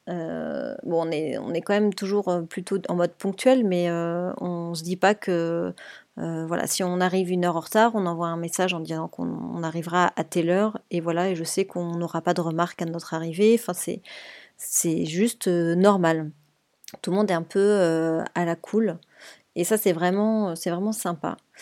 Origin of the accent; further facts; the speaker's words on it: France; moved away as an adult; now in Spain; en tant que Français